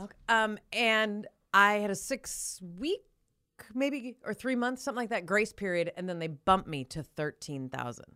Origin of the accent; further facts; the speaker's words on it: Minot, North Dakota, United States; I grew up in Minot